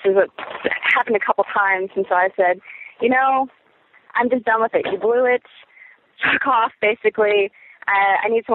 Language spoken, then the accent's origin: English; Kentucky, United States; moved away; I am from Kentucky, and so I flew back home for a little while